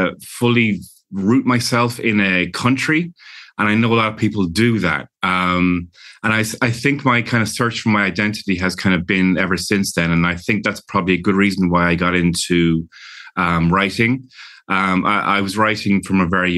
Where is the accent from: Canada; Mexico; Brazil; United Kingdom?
United Kingdom; London; also born or lived in Ireland; now in Los Angeles, United States; I was born in London to Irish parents, and we would spend our summers during the year, I would live in London in a big, you know, bustling city in a Victorian house